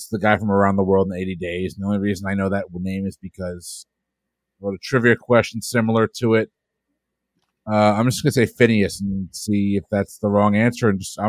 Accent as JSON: {"language": "English", "region": "Florida", "country": "United States", "tie": "born or raised there", "said": "I grew up in Florida. Florida is known for many, many, many, many, many things."}